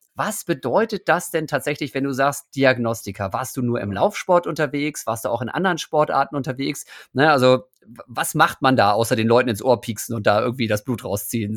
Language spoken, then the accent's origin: German; Osnabrück, Lower Saxony, Germany; ich bin in Osnabrück ja groß geworden